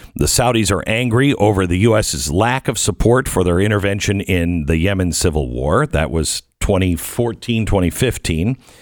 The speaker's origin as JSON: {"language": "English", "town": "Seattle", "region": "Washington", "country": "United States", "tie": "born or raised there", "said": "I grew up in the Seattle area"}